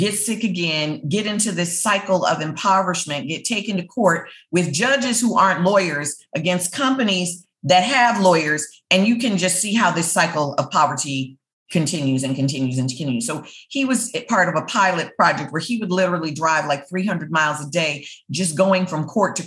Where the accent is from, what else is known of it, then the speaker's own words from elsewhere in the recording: the North, United States; I'm not from the South. I'm a Black woman from the North.